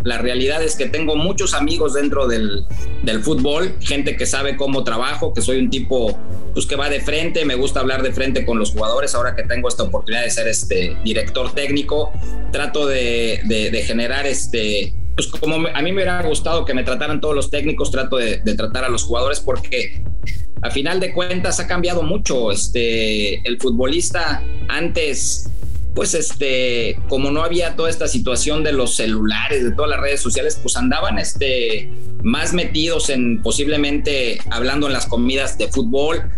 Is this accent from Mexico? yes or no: yes; Mexico; nosotros como técnicos mexicanos